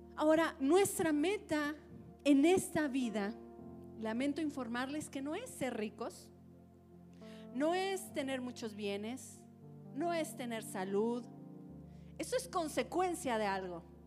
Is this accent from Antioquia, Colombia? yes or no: yes; Antioquia, Colombia; moved away; yo crecí en Antioquía, de hecho, no, no, no nací, pero crecí en Antioquía